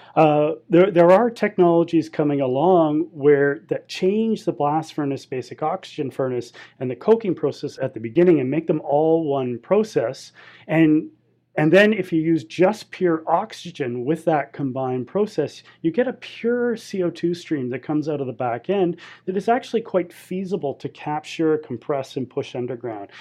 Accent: Canadian Pacific Northwest, British Columbia, Canada; also born or lived in Alberta; I'm from the Canadian Pacific Northwest, and I've lived in British Columbia and the mountains of Alberta my entire life.

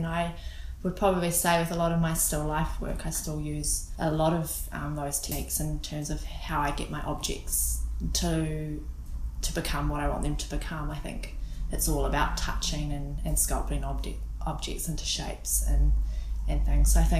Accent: Auckland, New Zealand; moved away as an adult; now in Whanganui, New Zealand; Born and raised in Auckland in GI, so I spent most of my upbringing there, Gleninus

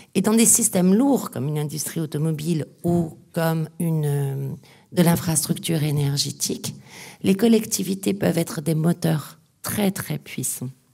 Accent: the Nord, Hauts-de-France, France; Je suis du Nord

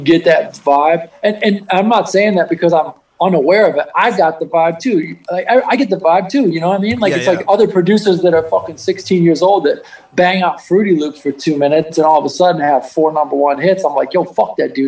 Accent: Midwest, United States; moved away; I'm from the Midwest

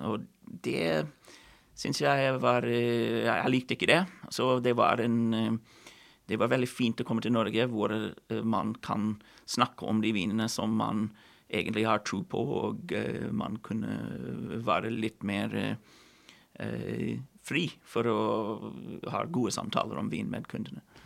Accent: Kelowna, British Columbia, Canada; Norwegian is a second language; moved away as an adult; now in Norway; hvor jeg vokste opp i Cologne

